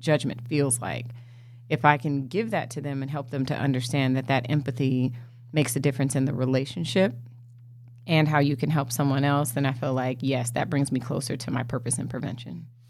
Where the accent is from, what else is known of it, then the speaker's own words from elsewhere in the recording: Los Angeles, California, United States; also born or lived in Inglewood, California; I grew up in L A. I was born in Inglewood, California